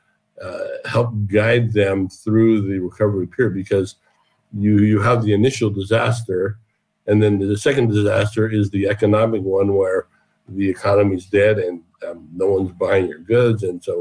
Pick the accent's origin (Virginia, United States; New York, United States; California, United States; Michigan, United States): California, United States; Southern; also born or lived in Ohio; we eventually moved to Southern California, where I grew up for the most part of my life